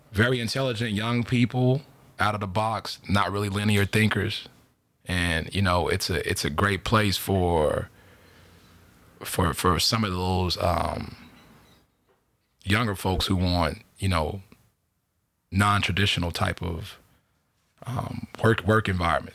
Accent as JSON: {"language": "English", "town": "Chicago", "region": "Illinois", "country": "United States", "also_born_or_lived": "Mississippi / Beaver Dam, Wisconsin", "moved": "as an adult", "lives_now": "California, United States", "said": "I'm from Chicago. Uh, moved here exactly February fifth, two thousand fourteen"}